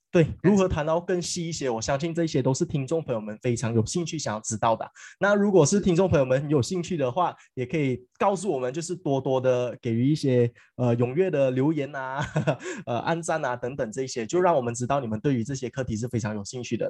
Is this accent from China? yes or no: no; Malaysia; 回归到我们马来西亚人